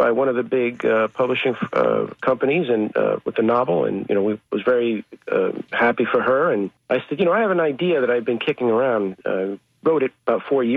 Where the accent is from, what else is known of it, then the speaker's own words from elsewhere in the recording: New York City, New York, United States; English is a second language; also born or lived in Dominican Republic; I'm from New York. Grew up in the Bronx. Was born in the Bronx